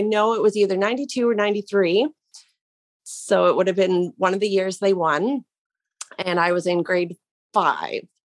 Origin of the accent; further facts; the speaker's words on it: Mississauga, Ontario, Canada; now in Brantford, Canada; I was born in Mississauga